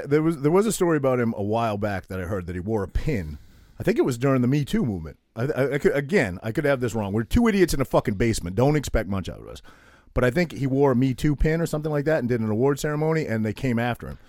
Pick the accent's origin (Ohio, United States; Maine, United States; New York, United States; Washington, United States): Maine, United States; I'm this kid from Maine